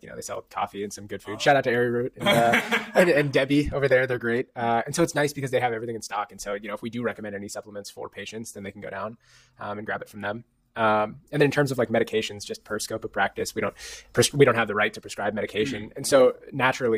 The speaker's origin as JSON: {"language": "English", "region": "Northern California", "country": "United States", "tie": "born or raised there", "moved": "as an adult", "lives_now": "Bryn Mawr, United States", "said": "I grew up on the West Coast, Northern California."}